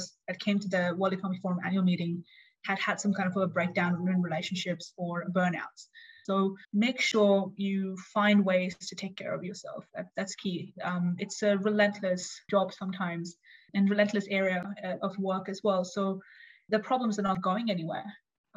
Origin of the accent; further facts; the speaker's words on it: Australia; moved away as an adult; also born or lived in India (parents); now in Switzerland; I'm Indian Australian